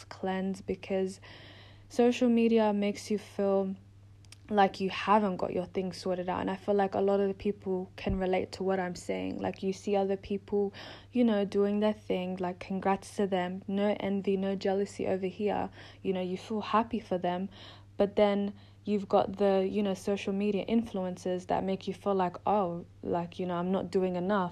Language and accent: English; Melbourne, Victoria, Australia; moved away as an adult; now in London, United Kingdom; I'm in London. I'm originally from Melbourne, Australia.